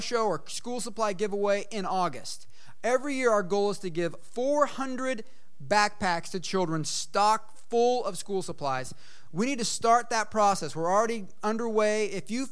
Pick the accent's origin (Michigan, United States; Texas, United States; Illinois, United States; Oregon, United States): Oregon, United States; Eugene; moved away; I'm from Eugene, Oregon